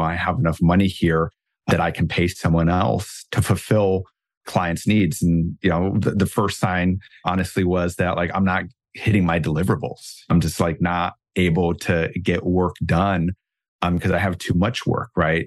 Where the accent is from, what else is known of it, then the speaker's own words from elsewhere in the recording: Germany; moved away; I grew up in Germany, my German upbringing